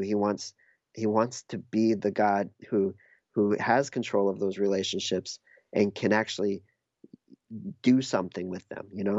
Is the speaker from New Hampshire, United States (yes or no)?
yes; New Hampshire, United States; moved away; also born or lived in Minneapolis; I grew up in New Hampshire and I moved to Minneapolis